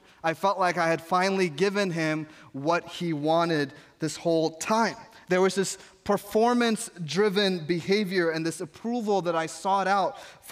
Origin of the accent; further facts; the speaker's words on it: New York, United States; I grew up in New York where you're supposed to have a hard exterior and people don't show emotions